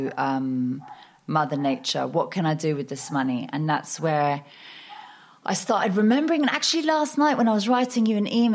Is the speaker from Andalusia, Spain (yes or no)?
yes; Marbella, Andalusia, Spain; moved away as an adult; also born or lived in United Kingdom / London; I am half Danish, half Norwegian, born in Spain. So I've literally grown up on the coast my whole life, which is a rare thing, people being born in Marbella